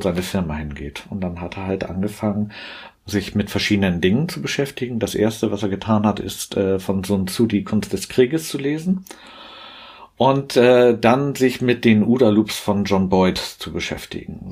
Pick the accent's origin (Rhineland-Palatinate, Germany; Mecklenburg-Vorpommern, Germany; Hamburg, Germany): Hamburg, Germany; komme gebürtig aus Hamburg, arbeite dort auch